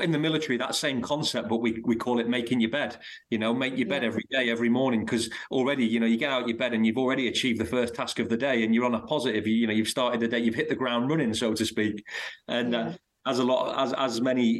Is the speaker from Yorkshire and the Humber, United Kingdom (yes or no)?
no; Blackpool, North West England, United Kingdom; moved away; I'm from a place in Lancashire called Blackpool